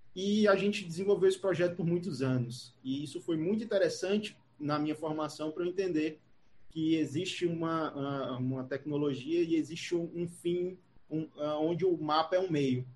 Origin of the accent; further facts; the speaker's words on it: Jaguaribe, Ceará, Brazil; eu sou daqui do, do Ceará, eu sou de uma cidade, eu nasci em Jaguaribe